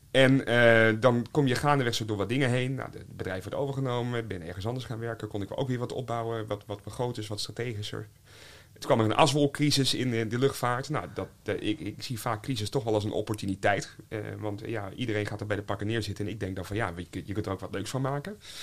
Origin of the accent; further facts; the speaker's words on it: North Groningen, Netherlands; now in Haarlem, Netherlands; ik kom van het platteland, ik kom van, van Noord-Groningen